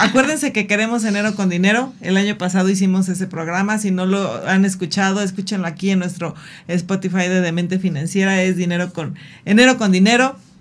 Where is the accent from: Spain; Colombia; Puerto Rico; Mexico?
Mexico; como mexicanos